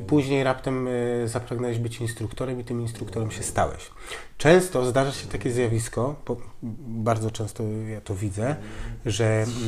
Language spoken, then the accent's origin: Polish; Białogard, West Pomeranian Voivodeship, Poland; also born or lived in Koszalin; now in Tricity, Poland; urodziłem się i mieszkałem w Białogardzie, więc mała miejscowość